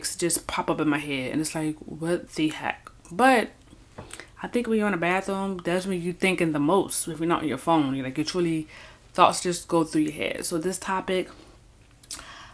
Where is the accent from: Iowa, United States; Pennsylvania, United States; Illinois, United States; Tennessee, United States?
Pennsylvania, United States; Philadelphia; moved away as an adult; I was born and raised in Philadelphia, Pennsylvania, Philly, North Philly, Southwest Philly